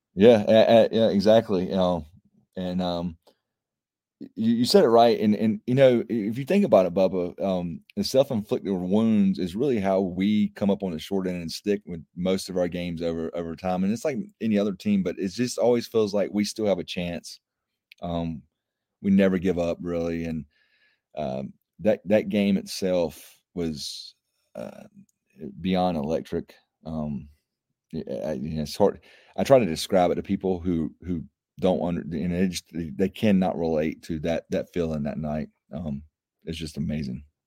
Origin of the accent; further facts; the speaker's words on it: Apex, North Carolina, United States; here in my hometown of Apex